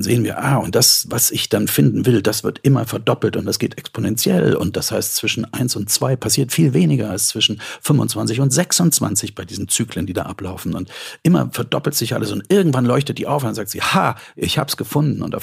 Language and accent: German; East Germany, Germany; weil ich bin in der DDR groß geworden. Also dort hatte man mit Kunst und Kultur nicht viel am Hut.